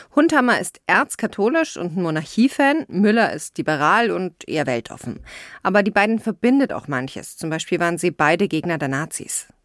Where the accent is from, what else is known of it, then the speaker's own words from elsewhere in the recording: Rosenheim, Bavaria, Germany; ich bin aus Bayern, aus Rosenheim ganz im Süden